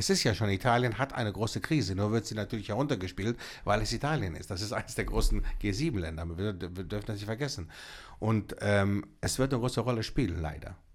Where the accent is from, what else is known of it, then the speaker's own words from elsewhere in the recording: Greece; Ich komme aus Griechenland